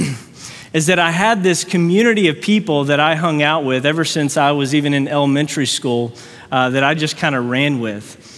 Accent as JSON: {"language": "English", "town": "Fort Worth", "region": "Texas", "country": "United States", "said": "we're from Fort Worth, Texas"}